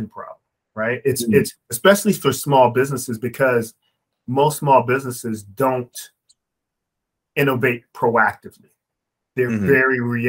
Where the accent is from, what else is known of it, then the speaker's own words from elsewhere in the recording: Maryland, United States; my home state of Maryland